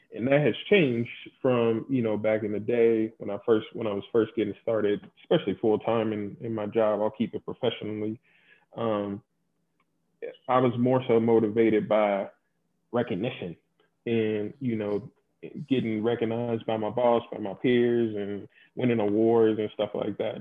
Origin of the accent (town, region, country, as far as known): Louisville, Kentucky, United States; born or raised there; moved away